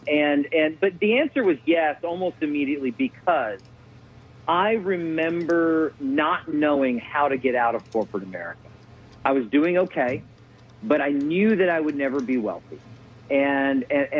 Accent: Kentucky, United States; now in Houston, United States; I grew up in Kentucky.

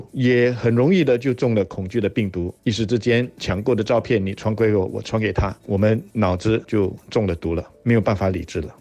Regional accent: Singapore; 我对我们新加坡人会做出这样子的一种反应

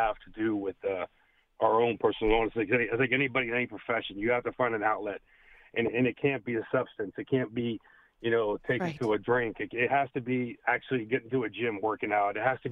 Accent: Pittsburgh, Pennsylvania, United States; now in Sacramento, United States; my local show here that I take from Pittsburgh, where I grew up in Pennsylvania, to Sacramento

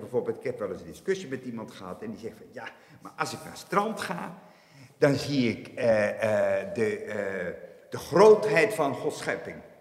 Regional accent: Aagtekerke, Zeeland, Netherlands; ik, ik, ben geboren en getogen in Achterkerken. En ik heb nu eh, de aanvallige leeftijd van 68 jaar. Nooit vertrokken.

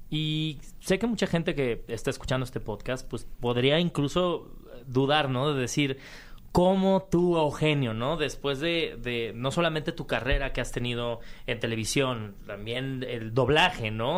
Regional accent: Mexico; como mexicanos

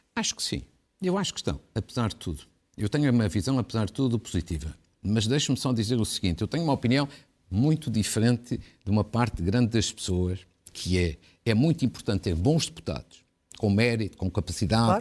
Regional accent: Fafe, Norte, Portugal; da minha terra, de Faf

